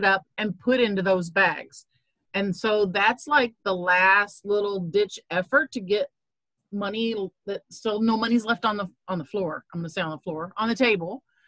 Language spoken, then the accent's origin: English; Southern Indiana, United States; I grew up in Southern Indiana